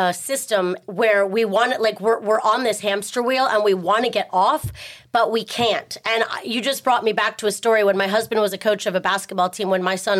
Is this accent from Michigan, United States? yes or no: no; Texas, United States; I grew up in Texas on a big ranch